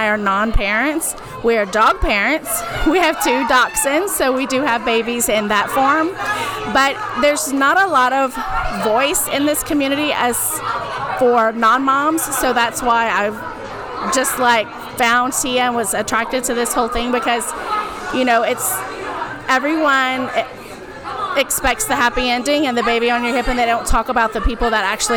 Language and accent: English; New Iberia, Louisiana, United States; I am from New Iberia, Louisiana, so I'm way down south at the bottom of the boot.